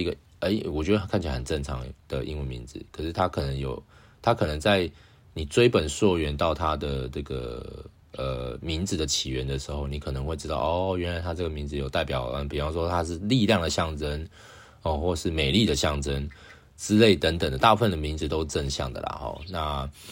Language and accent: Chinese; Taiwan; 我是台湾人啊